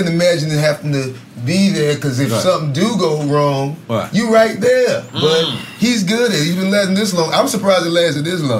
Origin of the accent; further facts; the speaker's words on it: the South, United States; I'm from the South.